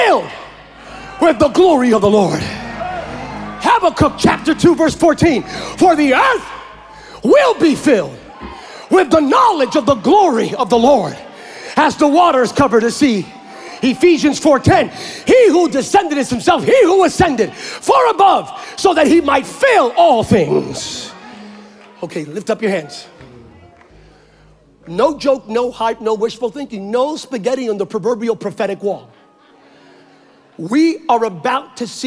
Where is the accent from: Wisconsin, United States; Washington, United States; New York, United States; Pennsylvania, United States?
Pennsylvania, United States; now in California, United States; I grew up in Pennsylvania, but now I'm in California